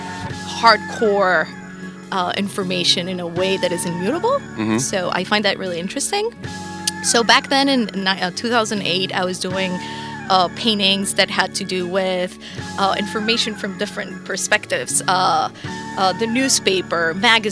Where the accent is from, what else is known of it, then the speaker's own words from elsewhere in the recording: Bogotá, Bogotá Capital District, Colombia; moved away as an adult; now in New York, United States; So I'm originally from Bogota, Colombia. I was born and raised there, moved to New York in 2009.